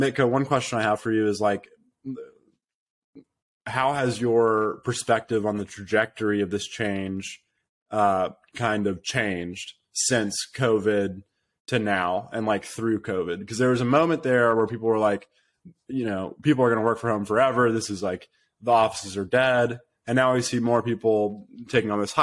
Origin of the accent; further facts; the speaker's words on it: United States; I'm American